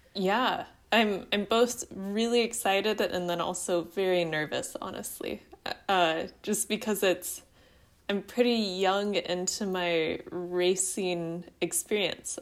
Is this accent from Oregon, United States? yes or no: yes; Southern Oregon, United States; I grew up in Southern Oregon